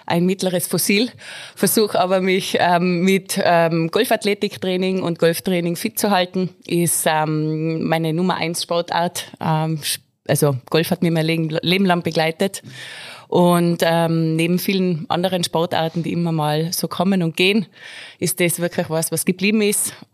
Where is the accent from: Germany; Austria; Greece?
Austria; Mieming, Tyrol; Natürlich bei mir zu Hause im wunderschönen Mirming, Golfclub Mirminger Plateau. Das ist meine Heimat, da bin ich aufgewachsen